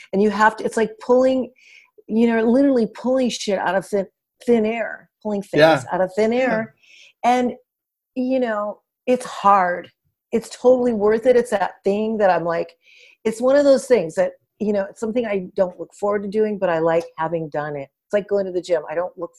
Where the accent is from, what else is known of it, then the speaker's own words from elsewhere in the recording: Los Angeles, California, United States; also born or lived in Burbank / Panorama City / Hollywood; I grew up in Pacoima, which is, you know, like east. It's northeast.